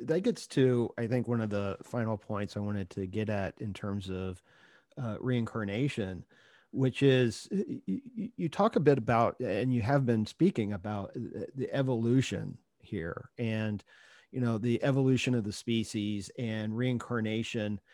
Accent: Ohio, United States; moved away; I grew up in Ohio

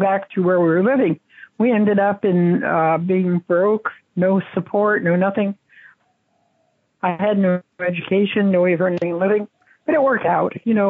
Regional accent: San Francisco, California, United States; born there; San Francisco. I'm a red diaper baby. I was born the day of the great strike.

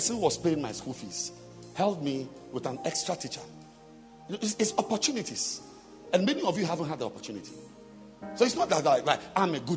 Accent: Ghana; first language Fante; English is a second language; I am a Fanteño

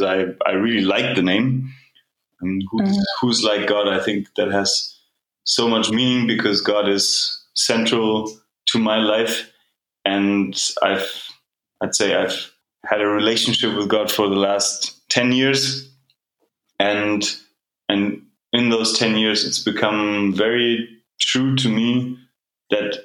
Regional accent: Germany; moved away as an adult; also born or lived in Canada / United Kingdom / Berlin; I'm originally from Germany, and I'm back here now. I live in Berlin

